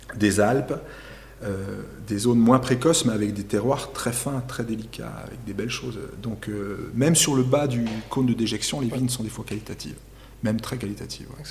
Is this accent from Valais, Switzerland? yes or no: yes; Chamoson, Valais, Switzerland; Chez nous, à Chamezon, là, on est entre 450 et 550 mm de pluie par année